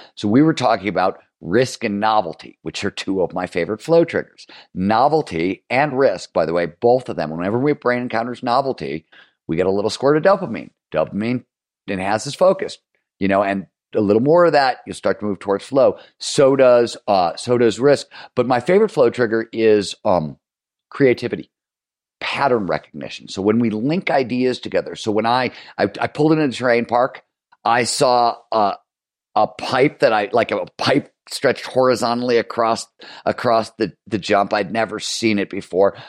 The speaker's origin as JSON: {"language": "English", "town": "Cleveland", "region": "Ohio", "country": "United States", "tie": "born or raised there", "also_born_or_lived": "Chicago", "said": "I am from Chicago, but I grew up in Cleveland"}